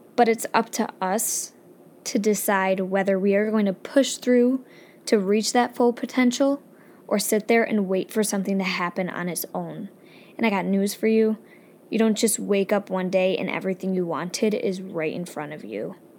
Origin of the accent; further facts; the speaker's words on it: upstate New York, United States; I'm just from upstate New York, where pretty much all we have going for us is tomato pie and chicken